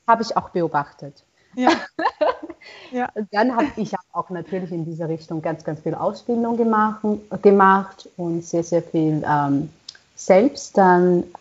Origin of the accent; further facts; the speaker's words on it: China; German is a second language; moved away as an adult; now in Austria; für mich als Chinesin, die so weit gereist ist, um Musik hier zu studieren